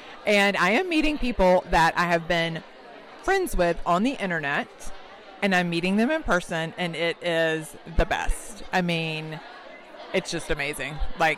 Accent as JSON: {"language": "English", "town": "Raleigh", "region": "North Carolina", "country": "United States", "said": "I am from the Raleigh area in North Carolina."}